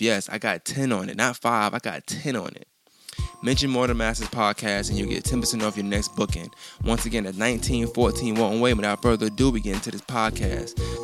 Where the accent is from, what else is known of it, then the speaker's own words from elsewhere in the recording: New York, United States; I grew up in New York